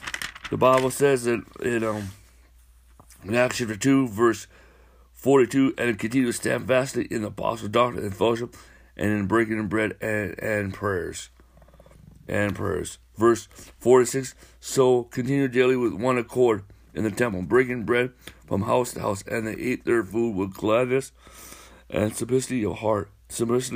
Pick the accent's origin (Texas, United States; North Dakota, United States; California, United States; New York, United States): North Dakota, United States; moved away; I'm from North Dakota